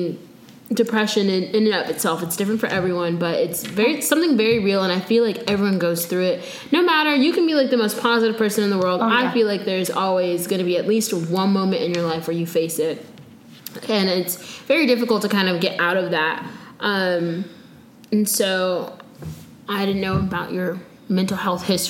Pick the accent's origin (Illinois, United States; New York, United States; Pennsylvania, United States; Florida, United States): Florida, United States; I'm from Florida